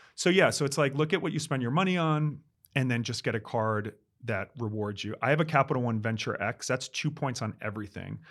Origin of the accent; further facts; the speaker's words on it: New York, United States; I'm the New Yorker